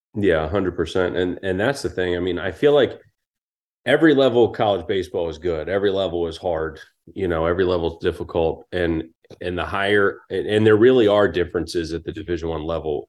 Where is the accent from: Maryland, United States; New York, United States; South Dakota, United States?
Maryland, United States; now in Harrisonburg, United States; growing up in Maryland, growing up probably two and a half hours from here in Harrisonburg